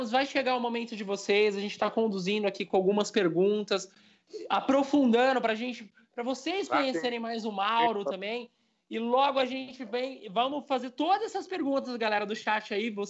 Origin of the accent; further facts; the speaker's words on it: São Paulo, Brazil; Eu sou de São Paulo.